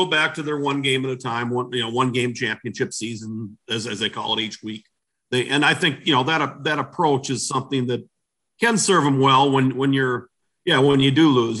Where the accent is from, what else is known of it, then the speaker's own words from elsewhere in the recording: Illinois, United States; No, I'm from Illinois.